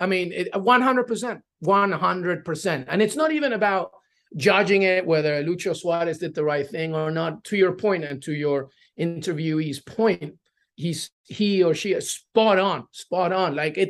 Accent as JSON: {"language": "English", "region": "England", "country": "United Kingdom", "tie": "born or raised there", "moved": "yes", "lives_now": "United States", "said": "Well, so living in England, growing up in England, like my sister's still there, my cousins, I have some aunts."}